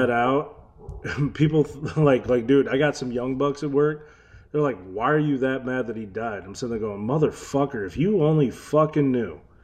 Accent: Detroit, Michigan, United States; also born or lived in Florida / Novi, Michigan; I'm an eight-mile kid. That means I grew up off of many different cities off of eight mile.

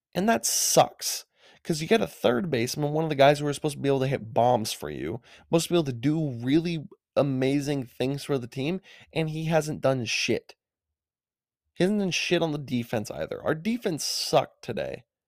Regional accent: Madison, Wisconsin, United States; I'm from Madison, Wisconsin, but the Milwaukee Brewers were my childhood team

